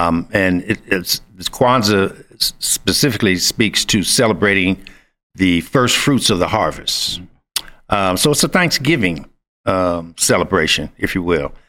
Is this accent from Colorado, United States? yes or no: no; Washington, District of Columbia, United States; now in Lubbock, United States; I didn't grow up in Lubbock, Texas. I moved here in 1980 from Washington, D.C. So while I'm not from East Lubbock, I'm from East D.C.